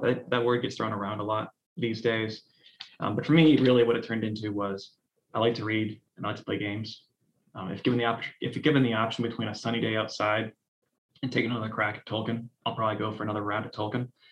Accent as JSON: {"language": "English", "town": "Cleveland", "region": "Ohio", "country": "United States", "tie": "born or raised there", "said": "I grew up in Cleveland, Ohio."}